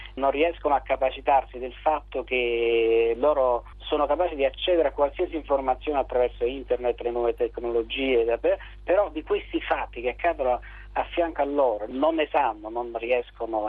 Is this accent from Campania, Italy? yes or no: yes; Santa Maria Capua Vetere area, Campania, Italy; delle mie parti, di Santa Maria Capovetre